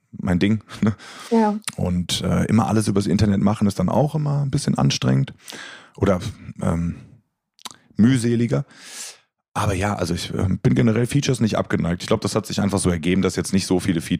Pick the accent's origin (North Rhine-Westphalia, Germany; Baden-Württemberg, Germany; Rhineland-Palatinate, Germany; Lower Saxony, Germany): North Rhine-Westphalia, Germany; Ich komme aus der Nähe von Köln.